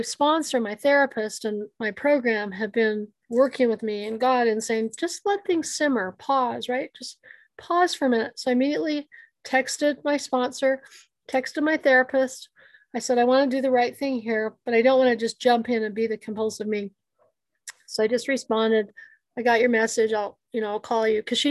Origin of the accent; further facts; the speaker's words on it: United States; I'm Native American